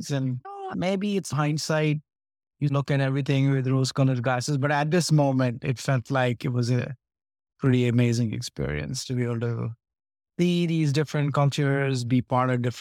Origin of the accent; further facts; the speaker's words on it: Delhi, India; born there; Yeah, I was born in Delhi, uh, in the military hospital in Delhi.